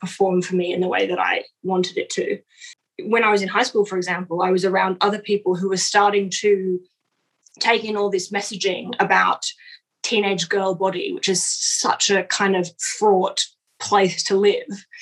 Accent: Sydney, New South Wales, Australia; moved away; I grew up in Sydney and most of my best friends are there

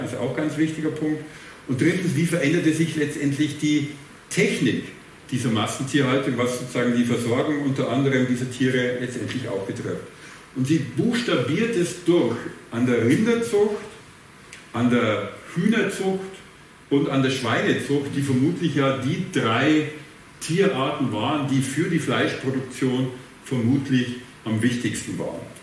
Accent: Bavaria, Germany; accent: Bavarian; ich habe einen sehr starken bayerischen Akzent und ich komme aus dem ländlichen Bereich

